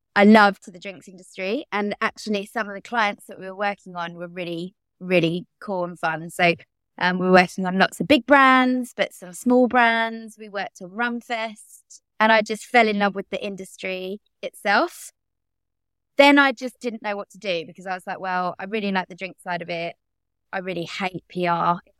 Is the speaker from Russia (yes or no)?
no; London, United Kingdom; I grew up in Bromley, which is in South East London.